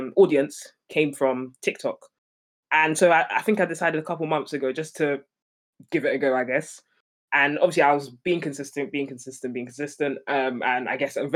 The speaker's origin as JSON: {"language": "English", "region": "London", "country": "United Kingdom", "tie": "born or raised there", "said": "London. Born and raised in London."}